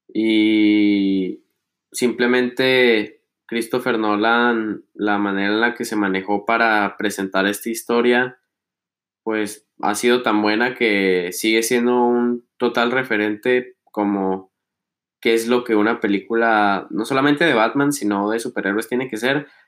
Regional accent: Chihuahua, Mexico; moved away as an adult; now in Milan, Italy; nuestro rancho, de los que sean de aquí

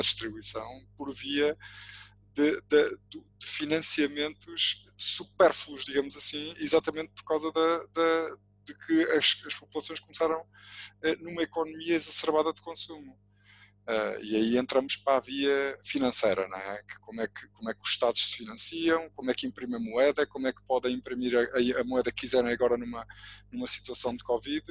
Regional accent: Portugal; todos nós, enquanto portugueses

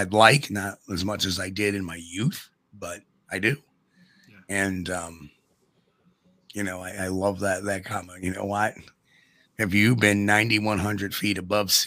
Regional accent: New York, United States; I am a New Yorker

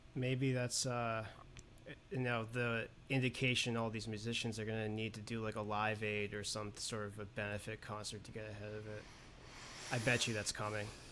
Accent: New York City, New York, United States; growing up in Manhattan

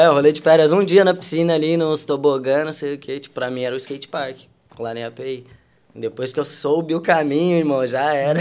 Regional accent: Porto Alegre, Rio Grande do Sul, Brazil; moved away as an adult; also born or lived in Alvorada; now in Europe; E sou de Porto Alegre, Rio Grande do Sul.

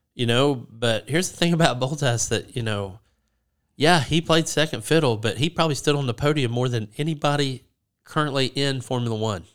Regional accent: United States; I'm American

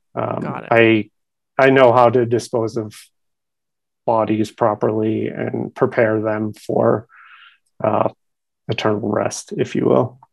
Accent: Boston, Massachusetts, United States; moved away; also born or lived in Providence, Rhode Island; I'm originally from Boston, Massachusetts

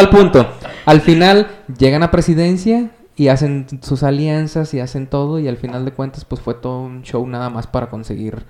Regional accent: Mexico; como ciudadanos mexicanos

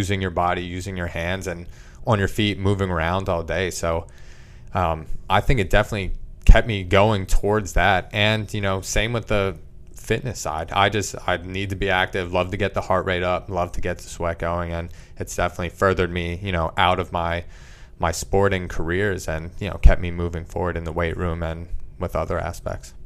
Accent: Leesport, Pennsylvania, United States; growing up in small little boroughs, Leesport, P A, I've just kind of been surrounded by the wildlife

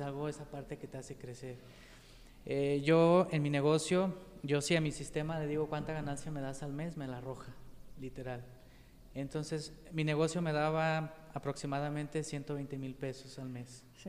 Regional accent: Pegueros, Jalisco, Mexico; also born or lived in Yahualica / Guadalajara / Tepatitlán; soy originario de Pegueros, pero nací en Yahualica.

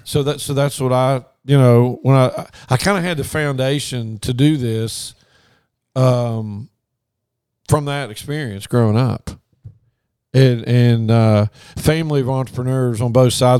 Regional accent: Logan, West Virginia, United States; moved away as an adult; also born or lived in Morgantown, West Virginia / Baton Rouge, Louisiana; I grew up in Logan. Family's still there

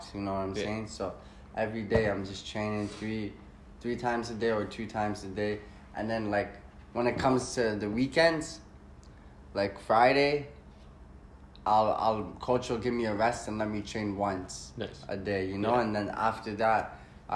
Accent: Canada; growing up in Canada

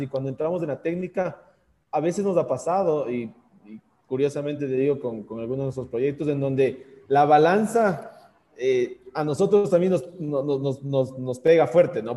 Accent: Quito, Pichincha, Ecuador; aquí en el Ecuador nosotros decimos, o bueno, al menos en Quito, en donde tenemos una, teóricamente una primavera eterna

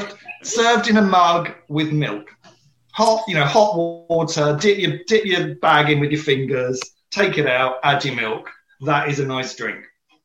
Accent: United Kingdom; As a British person, I'm a very big tea drinker.

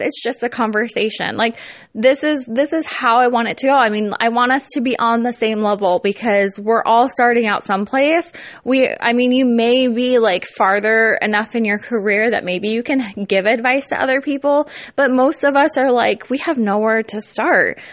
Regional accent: California, United States; now in Iowa, United States; I'm not from the Midwest, but I live in the Midwest. I am from Cali.

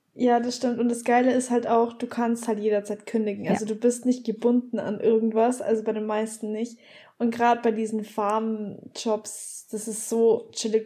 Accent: Bavaria, Germany; moved away; ich komme ja aus Bayern und wir haben halt unsere Oktoberfest und so in München

